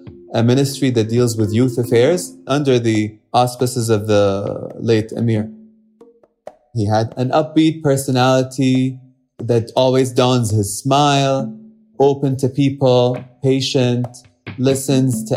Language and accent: English; Kuwait; I am from Kuwait, based in Kuwait.